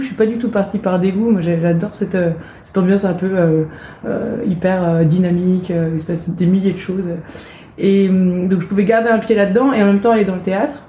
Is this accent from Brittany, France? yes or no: yes; Brittany, France; moved away; also born or lived in Rennes; je suis bretonne et comme tout bon breton j'aime bien le dire